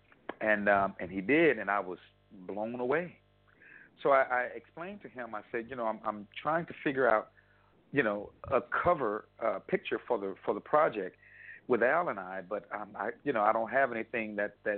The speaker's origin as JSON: {"language": "English", "town": "Houston", "region": "Texas", "country": "United States", "tie": "born or raised there", "said": "we're both from Houston, and we both graduated from the high school of performing the visual arts"}